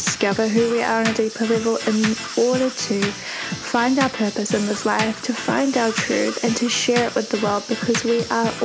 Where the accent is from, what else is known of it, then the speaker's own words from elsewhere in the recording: Auckland, New Zealand; I grew up in Auckland in New Zealand